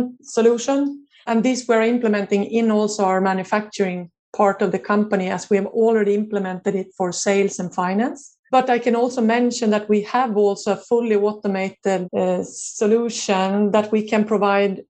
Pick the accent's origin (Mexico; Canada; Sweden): Sweden; also born or lived in United States; my hometown in Sweden